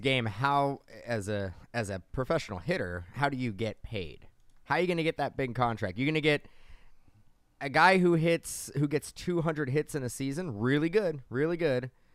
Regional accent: California, United States; we're from California.

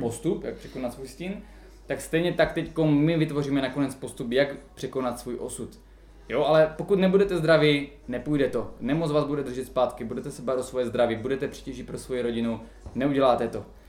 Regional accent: Czechia; my Češi

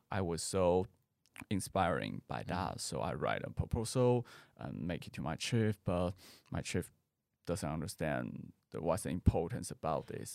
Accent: Taoyuan, Taiwan; English is a second language; now in Taipei, Taiwan; I come from Taoyuan. I live in Taipei more than 10 years.

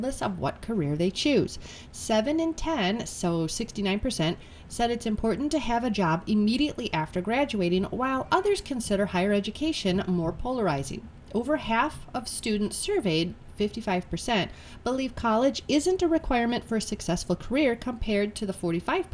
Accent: United States

